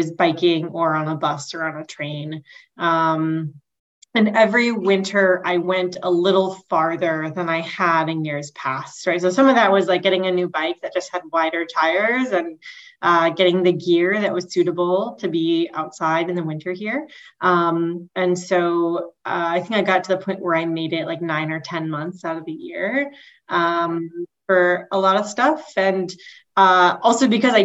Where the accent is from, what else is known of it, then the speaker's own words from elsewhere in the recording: near Dallas, Texas, United States; moved away as an adult; also born or lived in Portland, Oregon; now in Twin Cities, United States; I grew up in Texas. I grew up in what was a very small town and is now part of the urban sprawl of Dallas